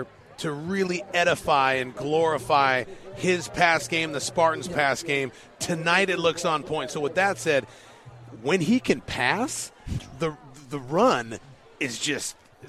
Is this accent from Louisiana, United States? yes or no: no; Los Angeles, California, United States; moved away; I'm from the West Coast, Los Angeles. I've been in Long Beach.